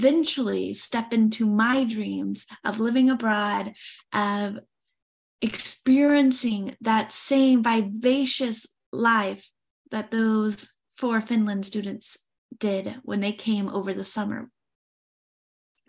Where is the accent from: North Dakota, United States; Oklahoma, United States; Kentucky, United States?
Oklahoma, United States; I was born and raised in Oklahoma